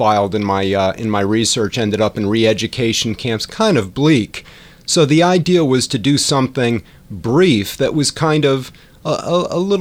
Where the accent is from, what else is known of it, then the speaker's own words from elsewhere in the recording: Storrs, Connecticut, United States; Grew up in New England, actually, in eastern Connecticut, Storrs, Connecticut